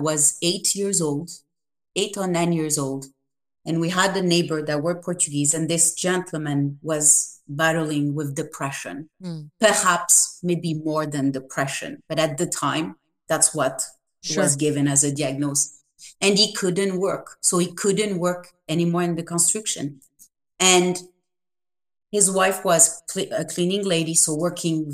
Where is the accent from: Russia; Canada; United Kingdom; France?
France; moved away; I was raised in France